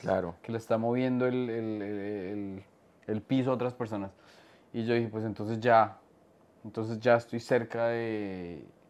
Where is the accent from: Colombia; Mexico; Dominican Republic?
Colombia; now in New York, United States